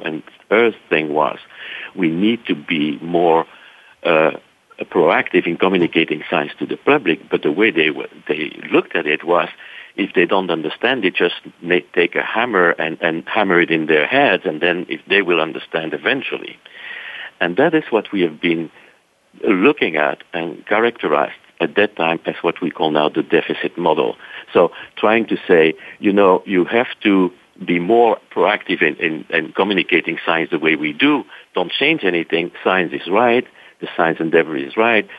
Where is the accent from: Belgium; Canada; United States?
Belgium; Brussels, Brussels-Capital Region; moved away; my accent is not really from Texas, so I'm originally from Brussels, Belgium.